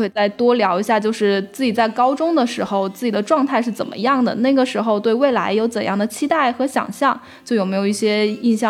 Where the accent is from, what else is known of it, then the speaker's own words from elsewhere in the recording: Guangxi, China; now in Beijing, China; 我来自广西的一个五线小城市，毕业于北京的一所211高校，后来到英国念了一年研究生，今年二十六岁了，在北京已经待了快七年。